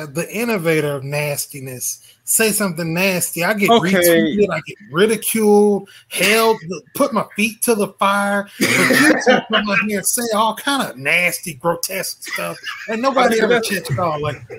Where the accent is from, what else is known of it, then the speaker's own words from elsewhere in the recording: Mississippi, United States; moved away; also born or lived in Florida; I'm from Mississippi.